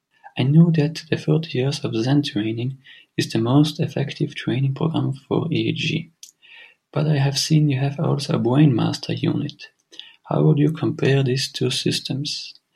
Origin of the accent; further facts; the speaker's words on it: Italy; I am from Italy.